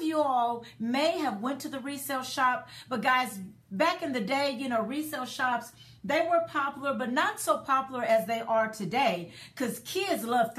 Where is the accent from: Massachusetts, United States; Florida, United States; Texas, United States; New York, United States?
Texas, United States; Dallas; I'm from Dallas, and her resale shop was in Dallas